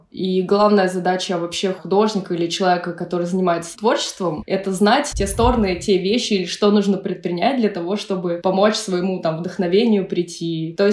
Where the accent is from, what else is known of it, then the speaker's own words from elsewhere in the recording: Pskov Oblast, Russia; То есть я выросла в псковских краях, это, в принципе, не русский север, но такой э